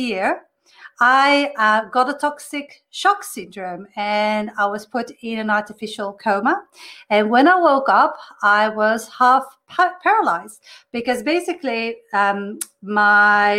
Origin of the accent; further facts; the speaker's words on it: Belgium; moved away as an adult; now in Australia; I'm originally from Belgium, came to Australia